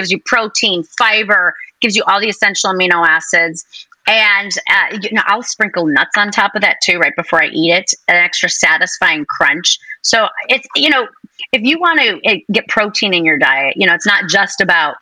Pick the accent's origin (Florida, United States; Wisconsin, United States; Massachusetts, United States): Wisconsin, United States; I grew up in Wisconsin